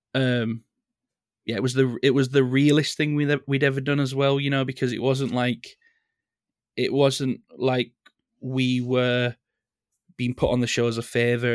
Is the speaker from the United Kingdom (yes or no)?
yes; Leeds, Yorkshire and the Humber, United Kingdom; I'm from Leeds. Right. Uh, I've I've lived in Leeds all my life.